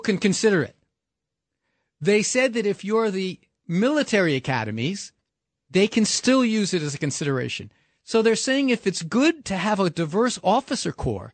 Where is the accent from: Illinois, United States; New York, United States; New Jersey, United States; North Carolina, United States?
New York, United States; New York City; growing up in New York City